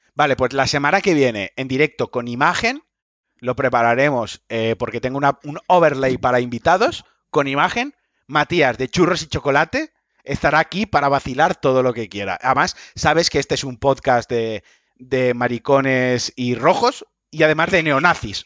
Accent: Valencian Community, Spain; por mi ascendencia valenciana y por mi origen valenciano, y soy valenciano, los valencianos hablamos como el puto culo

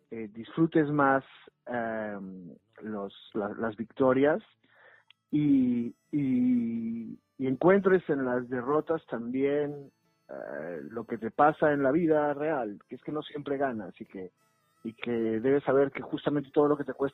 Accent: Peru; now in Madrid, Spain; Bueno, cuando yo llegué a Madrid, eh, viniendo de Perú, yo llevaba muchos años decidiendo que el fútbol no era para mí.

